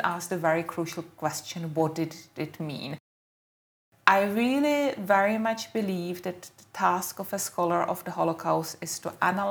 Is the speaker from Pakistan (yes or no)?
no; Czechia; now in United Kingdom; I am Czech and I'm British